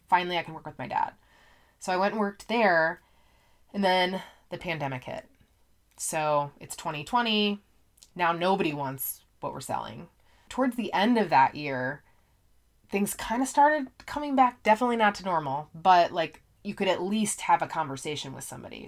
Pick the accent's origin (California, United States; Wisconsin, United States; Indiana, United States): Indiana, United States; also born or lived in Colorado; I am from Indiana, so a lot of my friends in high school went to I U, Purdue